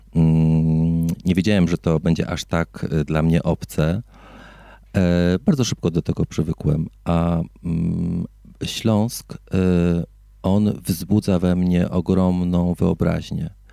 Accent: Greater Poland, Poland; moved away as an adult; now in Silesia, Poland; Ja również pochodzę z Wielkopolski

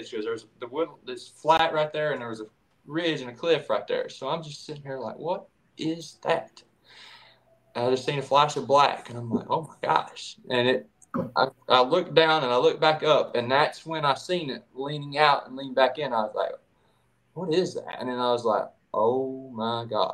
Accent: East Tennessee, United States; I'm from East Tennessee, born and raised

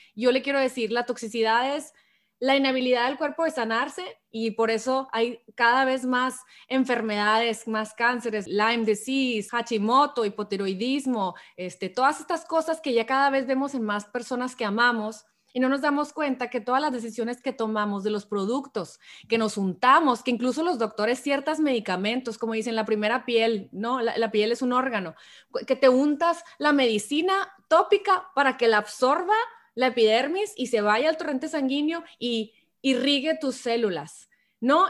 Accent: Hermosillo, Sonora, Mexico; moved away as an adult; now in San Diego, United States; yo que soy de Hermosillo originalmente, pero vivo aquí en San Diego hace 10 años ya casi

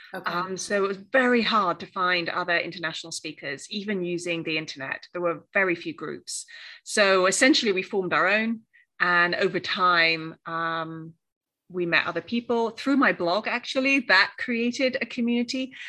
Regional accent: Cornwall, South West England, United Kingdom; first language English; moved away as an adult; also born or lived in Australia / New York; now in Graz, Austria; Yeah, I'm from Cornwall. Uh, that's the southwest of England, so surrounded by the sea.

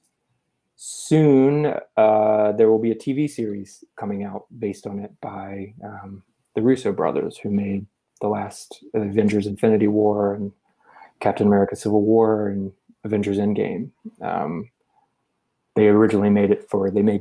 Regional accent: Virginia, United States; moved away as an adult; also born or lived in North Carolina; now in New York City, United States; I grew up in Virginia and I went to school at the University of North Carolina and studied journalism. And then right after college, I moved to New York City where I've lived ever since

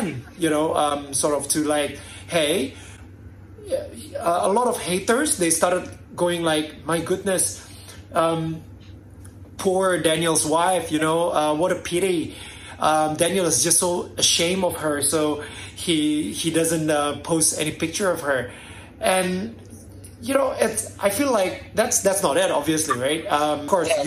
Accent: Jakarta, Indonesia; I'm from Indonesia.

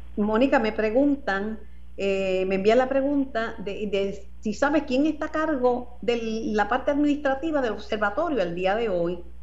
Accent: Mayagüez, Puerto Rico; mi pueblo natal, Mayagüez

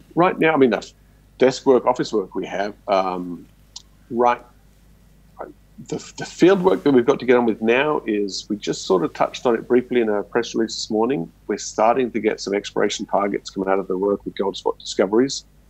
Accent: Australia; me growing up in Australia, everything's RC drilling

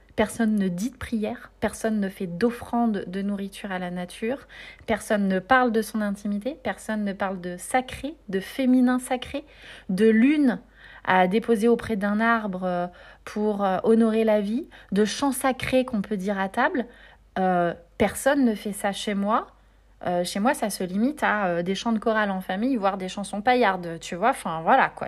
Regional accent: Nevers, Bourgogne-Franche-Comté, France; Nevers, euh, là où j'ai grandi

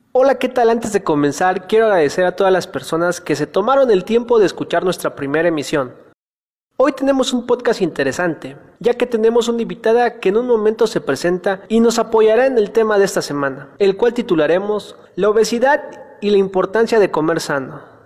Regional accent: Teopisca, Chiapas, Mexico; nosotros somos del estado de Chiapas, de un municipio que se llama Teopisca

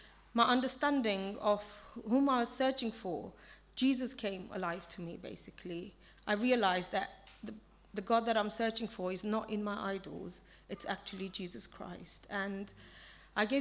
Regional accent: Kenya; moved away; I was born in Kenya, and my family is still there.

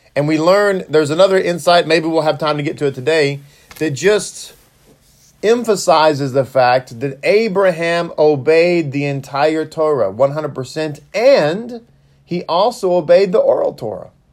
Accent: Texas, United States; I'm from Texas. And so, uh, I'm born and raised here.

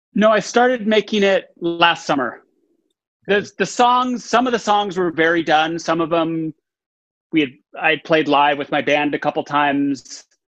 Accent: Texas, United States; I was born, I grew up in Texas

